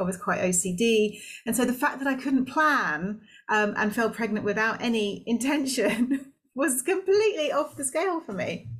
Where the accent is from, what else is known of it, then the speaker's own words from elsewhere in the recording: Singapore; also born or lived in Malaysia; I was born in Malaysia, brought up in Singapore, so I had an expat upbringing, which was amazing.